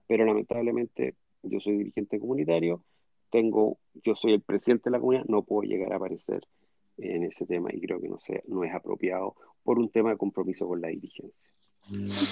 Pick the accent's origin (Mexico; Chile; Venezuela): Chile; yo soy chileno, judío